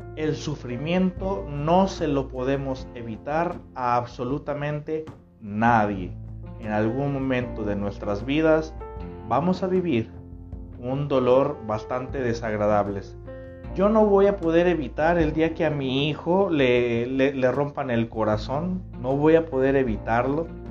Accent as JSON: {"language": "Spanish", "town": "Tepic", "region": "Nayarit", "country": "Mexico", "said": "Yo estoy transmitiendo en este momento desde el Pacífico Mexicano, desde Nayarit, eh, la tierra que me vio nacer"}